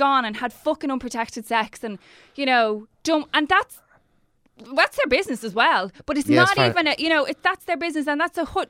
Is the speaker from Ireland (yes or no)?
yes; Ireland; We're good at begrudgery as Irish.